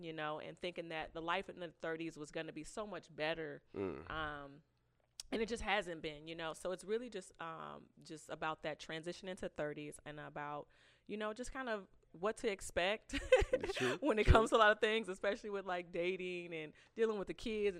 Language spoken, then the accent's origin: English; Elgin, Illinois, United States; Born and raised in Elgin.